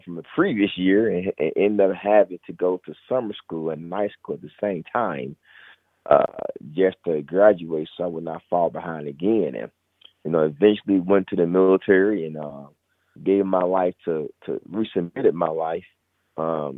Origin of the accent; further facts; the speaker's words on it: Indianapolis, Indiana, United States; I was born and raised here in Indianapolis